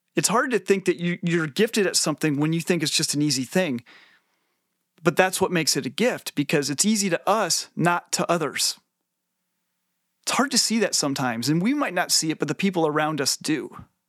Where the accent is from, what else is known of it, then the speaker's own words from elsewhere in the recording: Northwest Illinois, United States; I grew up in Northwest Illinois uh, in the 90s